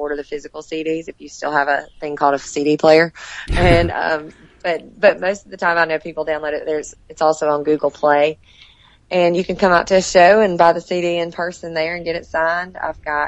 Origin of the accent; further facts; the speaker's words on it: Elberton, Georgia, United States; I'm from Northeast Georgia. It's called Elberton, the granite capital of the world, where the Guidestones are